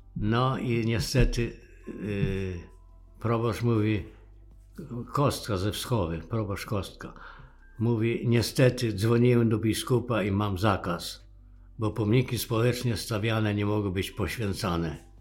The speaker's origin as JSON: {"language": "Polish", "town": "Borshchiv", "region": "Ternopil Oblast", "country": "Ukraine", "tie": "born or raised there", "moved": "yes", "said": "urodziłem się w Borszczowie, województwo tarnopolskie"}